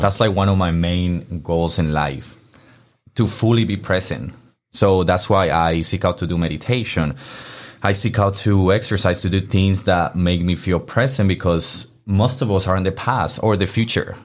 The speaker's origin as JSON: {"language": "English", "country": "Colombia", "also_born_or_lived": "Miami, Florida", "second_language": "English", "moved": "yes", "lives_now": "Memphis, United States", "said": "my home country"}